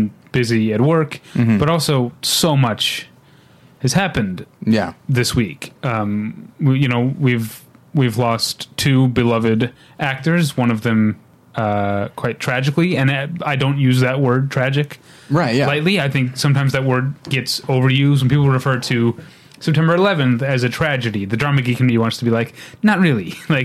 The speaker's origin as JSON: {"language": "English", "area": "St. Louis County", "region": "Missouri", "country": "United States", "tie": "born or raised there", "said": "Technically I'm from the city of St. Louis, but only as a baby. I grew up in St. Louis County"}